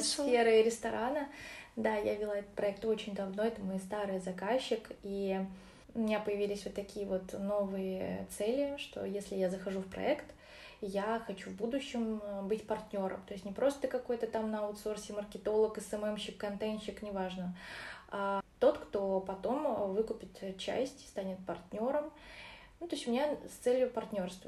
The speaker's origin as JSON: {"language": "Russian", "town": "Orenburg", "region": "Orenburg Oblast", "country": "Russia", "tie": "born or raised there", "also_born_or_lived": "Uzbekistan", "said": "Я родилась вообще, конечно же, в Узбекистане, а росла в Оренбурге"}